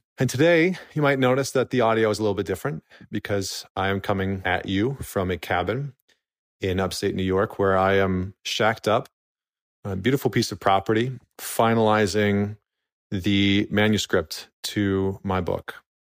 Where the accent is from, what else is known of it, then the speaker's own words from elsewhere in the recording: Alberta, Canada; I remember distinctly being a 17-year-old kid growing up in Northern Alberta.